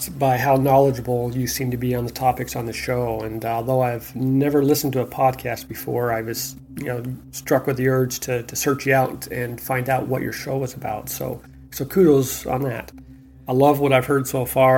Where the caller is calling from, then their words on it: Ontario, California, United States; I'm calling from Ontario, California.